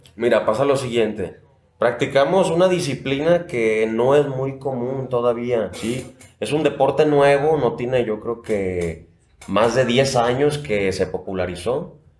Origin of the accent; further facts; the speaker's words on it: La Floresta, Nayarit, Mexico; also born or lived in Tepic; Yo vivo en la floresta eh, perdón, vivía, ahí crecí